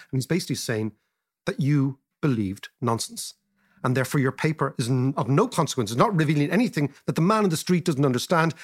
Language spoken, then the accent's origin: English; Ireland